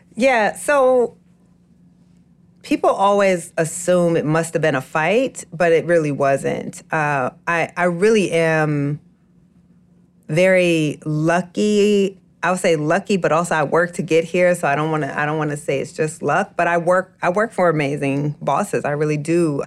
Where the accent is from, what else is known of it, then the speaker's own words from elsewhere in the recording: Waterloo, Iowa, United States; moved away; my family back home in Waterloo, Iowa